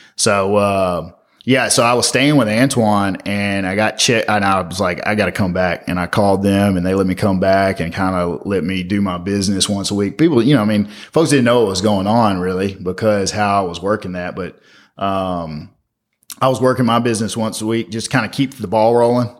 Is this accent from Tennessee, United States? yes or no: yes; Memphis, Tennessee, United States; I grew up in Orange Mound as a little kid